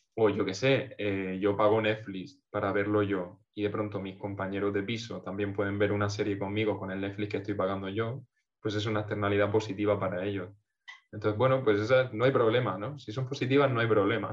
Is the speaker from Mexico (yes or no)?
no; Portmán, Region of Murcia, Spain; Portman, un pueblo de la costa murciana, en mi pueblito